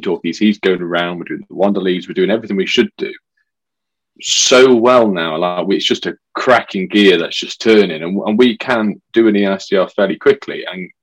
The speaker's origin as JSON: {"language": "English", "region": "West Midlands", "country": "United Kingdom", "said": "I'm not from Birmingham. I'm from the Midlands."}